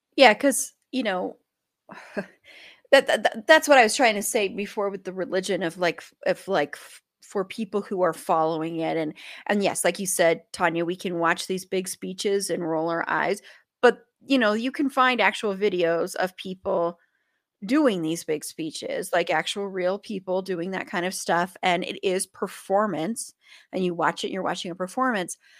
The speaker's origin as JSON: {"language": "English", "region": "Colorado", "country": "United States", "tie": "born or raised there", "said": "I grew up in Colorado"}